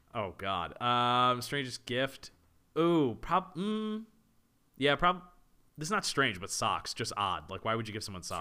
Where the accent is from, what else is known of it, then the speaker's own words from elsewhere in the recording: La Plata, Maryland, United States; first language English; good old La Plata, Maryland